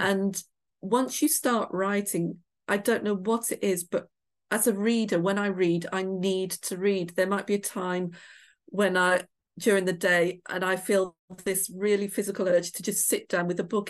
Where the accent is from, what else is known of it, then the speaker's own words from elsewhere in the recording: Shropshire, West Midlands, United Kingdom; moved away; I grew up in a pub in the middle of nowhere. It was a country pub in Shropshire